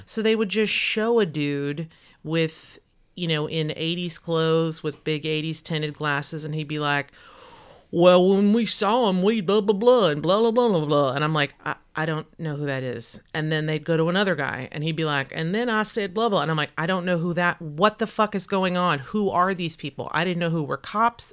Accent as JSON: {"language": "English", "region": "Texas", "country": "United States", "accent": "twangy Texas", "said": "My mother's got a strong Texas accent, and when I'm around her, it comes out"}